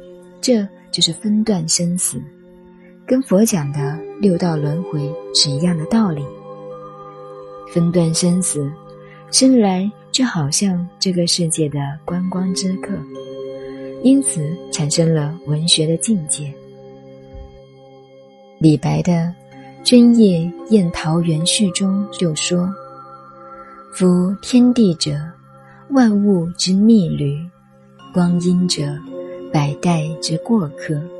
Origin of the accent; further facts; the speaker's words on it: China; 尤其我们中国人，管你鸡呀蛋呀，一起加点酱油、葱花、红烧吃掉就算了。